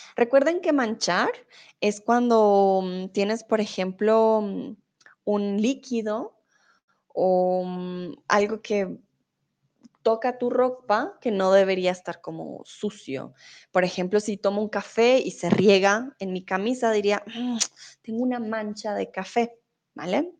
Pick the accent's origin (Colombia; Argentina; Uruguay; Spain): Colombia; first language Spanish; now in Germany; soy de Colombia, vivo en Alemania, pero ahora estoy en México.